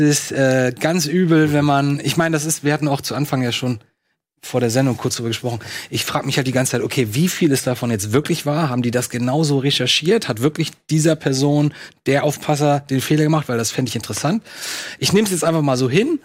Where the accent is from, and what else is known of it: Lübeck, Schleswig-Holstein, Germany